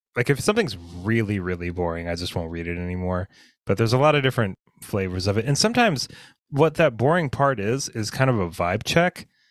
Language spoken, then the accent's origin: English; United States; growing up in the United States, I'm used to a certain kind of breakfast